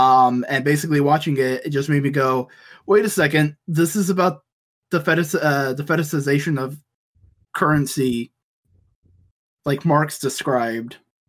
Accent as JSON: {"language": "English", "region": "the South", "country": "United States", "said": "we are all American, we're all from the South"}